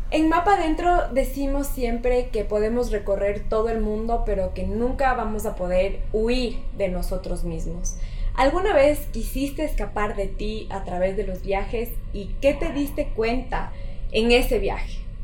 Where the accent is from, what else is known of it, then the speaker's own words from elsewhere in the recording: Ecuador; nosotras como ecuatorianas